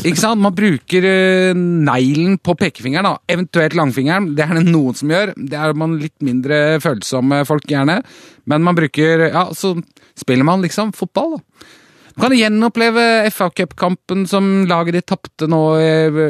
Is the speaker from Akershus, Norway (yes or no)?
yes; Bærum, Akershus, Norway; Kolsås i Bærum, der jeg vokste opp